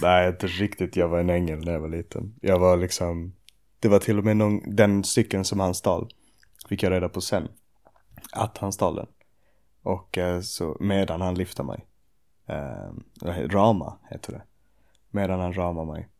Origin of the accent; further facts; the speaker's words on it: Åkarp, Skåne, Sweden; also born or lived in Ystad / Sjöbo / Malmö; now in Arlöv, Sweden; jag föddes i Ystad och vi bodde i Sjöbo till jag var sex. Sen flyttade vi till Åkarp när jag var sex